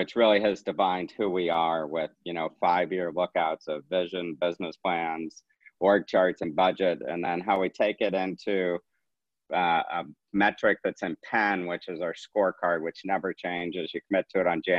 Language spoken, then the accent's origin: English; St. Louis, Missouri, United States; we're from St. Louis